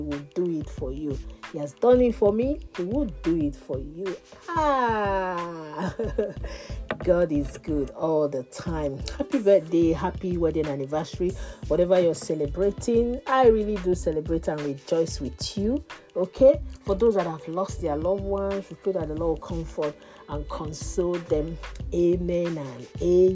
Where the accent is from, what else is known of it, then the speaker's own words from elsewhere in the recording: Nigeria; moved away; I'm from Nigeria.